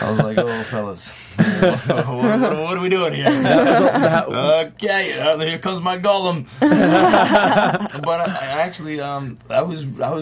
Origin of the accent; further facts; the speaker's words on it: Alabama, United States; moved away as an adult; now in Los Angeles, United States; I came out here from Alabama